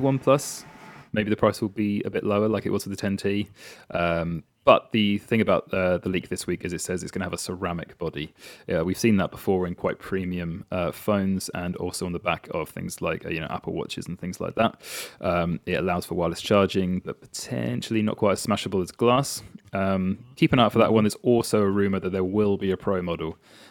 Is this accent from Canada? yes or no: no; United Kingdom; As is tradition, we're British, so we will complain about the weather.